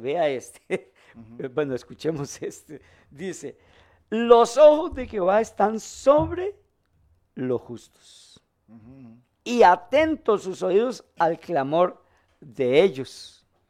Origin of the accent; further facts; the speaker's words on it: Costa Rica; como decimos aquí en Costa Rica